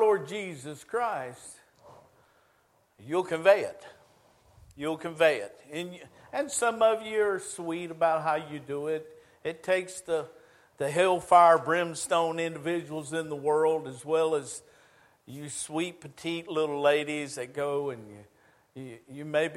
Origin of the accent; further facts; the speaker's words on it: United States; moved away as an adult; now in Shelby, United States; I grew up on the Chesapeake Bay.